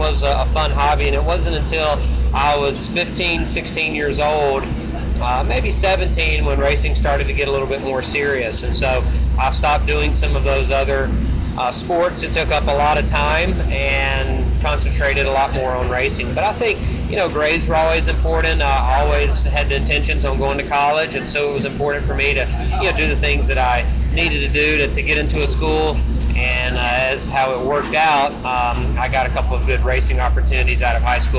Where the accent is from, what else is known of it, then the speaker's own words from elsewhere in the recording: Unadilla, Georgia, United States; So Unadilla is a small town that we had, some family in town. That's where my family had lived at for a number of generations, and they always were involved in racing.